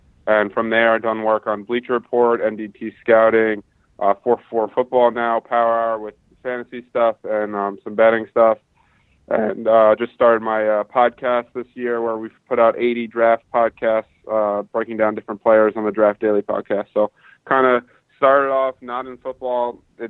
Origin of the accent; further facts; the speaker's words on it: Montclair, New Jersey, United States; also born or lived in Philadelphia, Pennsylvania; I grew up in Montclair, New Jersey. That's where I still live now.